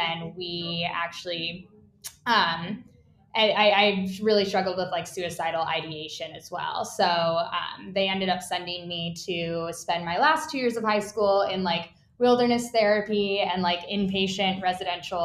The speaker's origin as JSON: {"language": "English", "region": "Utah", "country": "United States", "tie": "born or raised there", "said": "I grew up in Utah"}